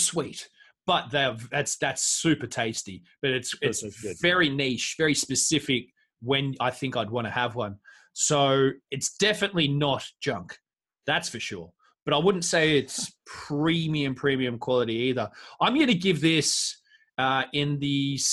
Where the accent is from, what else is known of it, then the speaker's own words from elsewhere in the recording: Australia; now in West Midlands, United Kingdom; I'm Australian